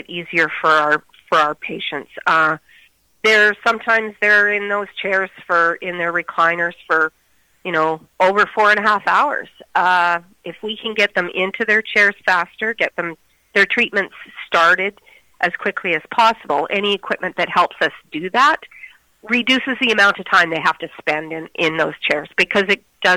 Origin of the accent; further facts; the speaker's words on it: Moose Jaw, Saskatchewan, Canada; I was born and raised in Moose Jaw